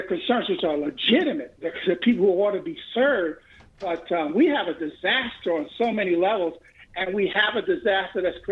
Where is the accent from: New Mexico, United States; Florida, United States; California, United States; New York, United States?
New York, United States; New York City